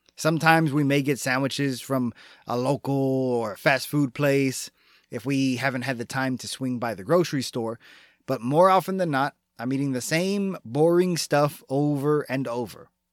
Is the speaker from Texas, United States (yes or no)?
yes; Texas, United States; my being a Texan